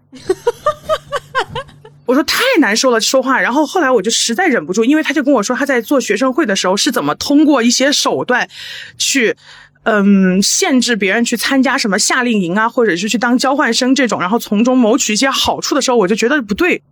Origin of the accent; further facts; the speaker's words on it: Chengdu, Sichuan, China; 我是成都的